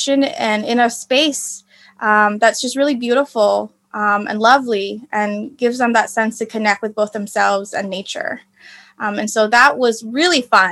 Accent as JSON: {"language": "English", "country": "United States", "said": "I'm Vietnamese American"}